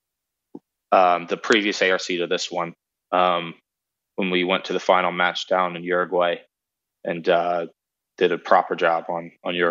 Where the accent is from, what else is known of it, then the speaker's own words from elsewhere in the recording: United States; moved away as an adult; now in England; being an American